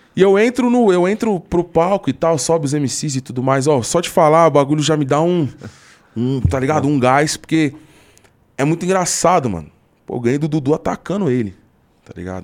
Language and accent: Portuguese; São Paulo, Brazil; eu sou de São Paulo